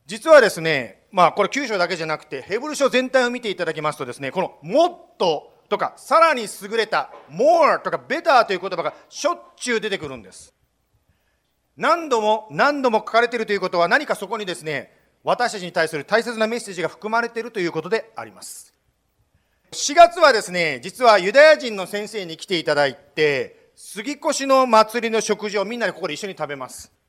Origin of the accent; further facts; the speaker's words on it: Japan; 私はですね日本で生まれましたでもその私は全然その宗教と全く関係のない環境の中で生まれましたもちろん日本人ですからですね、まあ、仏教っていうんですかね